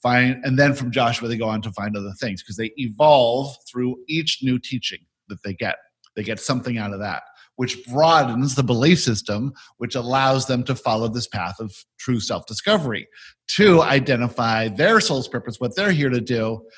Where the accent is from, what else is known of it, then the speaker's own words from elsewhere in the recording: South Africa; born there; I was born in South Africa and moved around all my childhood in the 60s and 70s.